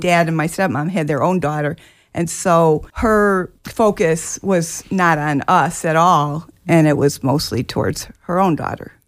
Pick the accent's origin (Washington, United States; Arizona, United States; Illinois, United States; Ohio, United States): Illinois, United States; born or raised there; also born or lived in Jacksonville, Florida